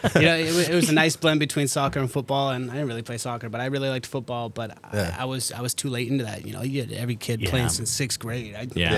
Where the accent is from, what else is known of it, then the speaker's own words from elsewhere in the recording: Iowa City, Iowa, United States; also born or lived in Idaho; I've been in the Iowa City area since I was 5 years old, so 22 years now.